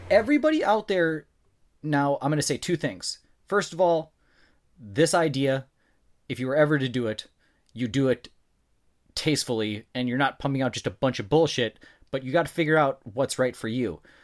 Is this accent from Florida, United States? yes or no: no; North Dakota, United States; I'm from North Dakota